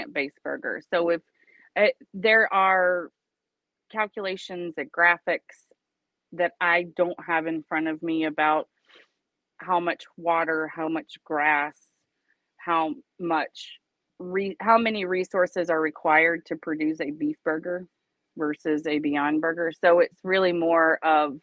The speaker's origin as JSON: {"language": "English", "region": "Georgia", "country": "United States", "tie": "born or raised there", "moved": "yes", "said": "I grew up in Georgia"}